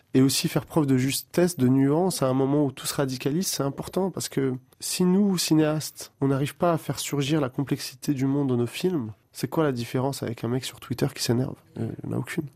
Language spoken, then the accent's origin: French; Pierrefitte or Saint-Ouen, Île-de-France, France; also born or lived in Algeria; je viens de Pierrefitte ou de Saint-Ouen